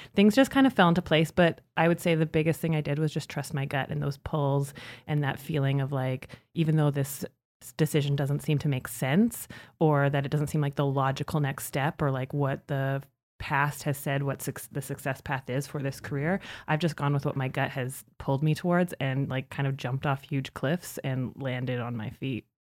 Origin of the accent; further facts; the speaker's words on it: Saskatchewan, Canada; moved away as an adult; now in Calgary, Canada; I grew up in Saskatchewan